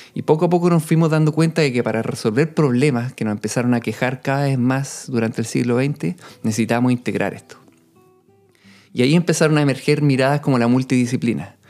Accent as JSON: {"language": "Spanish", "country": "Chile", "said": "cuando yo volví el año 2015 a Chile"}